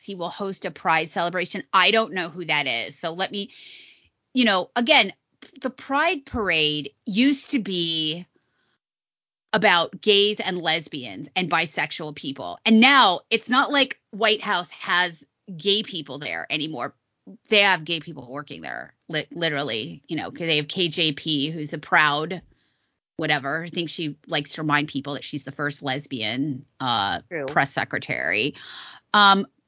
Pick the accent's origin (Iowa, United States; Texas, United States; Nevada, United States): Nevada, United States; Las Vegas; I'm from Vegas